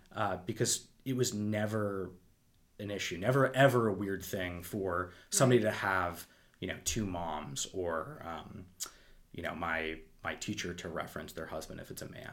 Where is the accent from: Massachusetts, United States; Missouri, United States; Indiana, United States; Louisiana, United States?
Massachusetts, United States; Wendell; I grew up in a town of 800 people